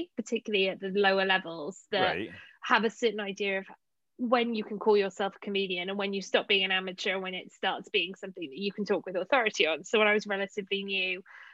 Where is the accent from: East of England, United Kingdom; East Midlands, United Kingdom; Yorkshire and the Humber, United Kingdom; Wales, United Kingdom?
Wales, United Kingdom; Cardiff; also born or lived in London; I'm from South Wales, and yeah, you couldn't order a drink at home in Cardiff